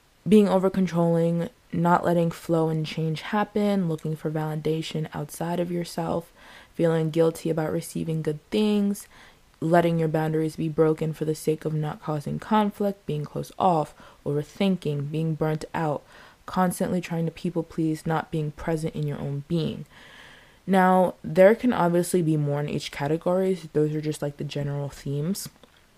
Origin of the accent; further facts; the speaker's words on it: United States; I'm American